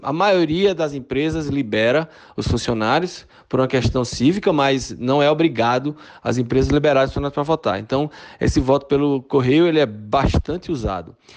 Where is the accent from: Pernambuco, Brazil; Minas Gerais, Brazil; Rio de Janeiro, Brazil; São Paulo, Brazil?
Pernambuco, Brazil; Recife; accent: Pernambucano; moved away as an adult; also born or lived in Fortaleza, Ceará, Brazil; now in Tucson, United States; Eu morei aí ah, em Fortaleza até os oito anos de idade. Me mudei para é, Recife, por isso desse sotaque pernambucano